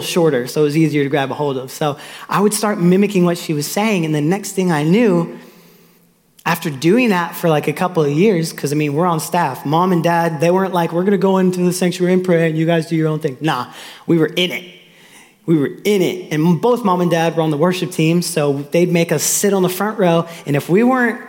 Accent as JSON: {"language": "English", "town": "Austin", "region": "Texas", "country": "United States", "tie": "born or raised there", "also_born_or_lived": "Tulsa, Oklahoma", "said": "I was born in Tulsa, Oklahoma. My mom and dad were on staff at a church, Victory in Tulsa. And then in 2000, we moved to Austin, Texas. And so by this time, you know, I'm three"}